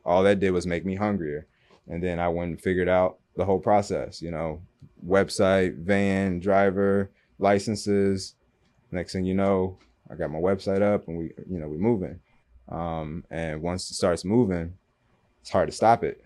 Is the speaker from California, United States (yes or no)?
no; Michigan, United States; moved away as an adult; also born or lived in Louisville, Kentucky; now in Miami, United States; I went to high school and college in Michigan